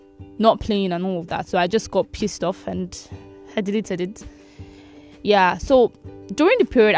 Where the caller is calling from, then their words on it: Nigeria; I'm currently recording from Nigeria and I do not want to be arrested.